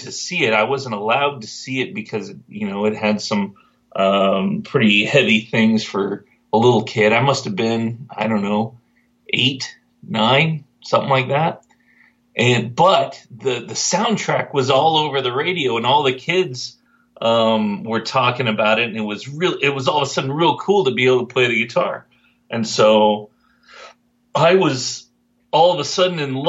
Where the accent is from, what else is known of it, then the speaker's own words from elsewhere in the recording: Dripping Springs, Texas, United States; I grew up in Dripping Springs, right outside of Austin, which back in my day was a very small town